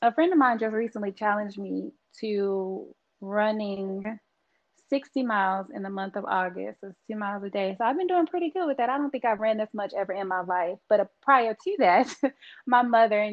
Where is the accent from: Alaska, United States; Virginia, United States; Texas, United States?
Texas, United States; I'm from Texas, so I love some sweet tea